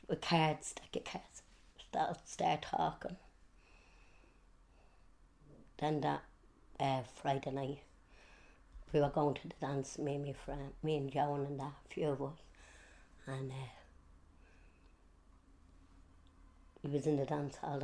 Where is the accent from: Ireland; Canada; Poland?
Ireland; Dublin, Leinster; I was born in Sheriff Street. My dad walked on the docks, coal boats